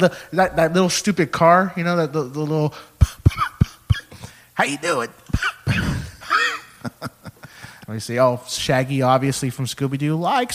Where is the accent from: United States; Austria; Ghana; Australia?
United States; Texas; Oh, my God, are you from Texas? I'm like, oh, yeah, we're from Texas.